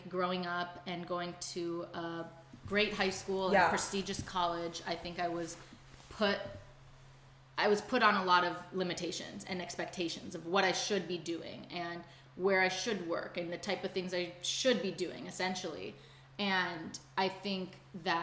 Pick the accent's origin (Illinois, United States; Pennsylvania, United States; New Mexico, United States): Illinois, United States; Chicago; moved away as an adult; now in Los Angeles, United States; I'm originally from Chicago, but now I live in Los Angeles, approaching my 1 year anniversary here